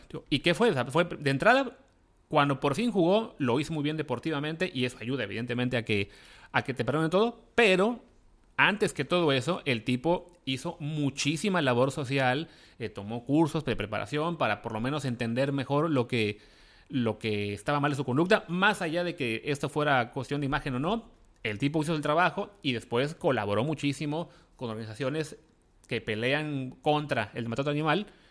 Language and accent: Spanish; Veracruz, Mexico; nací en Veracruz